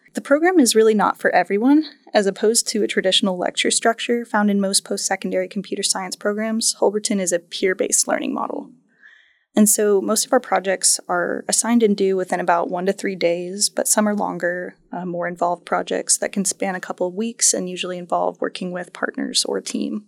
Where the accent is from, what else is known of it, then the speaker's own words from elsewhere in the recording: Tulsa, Oklahoma, United States; I'm a Tulsa native. I was born and raised in Tulsa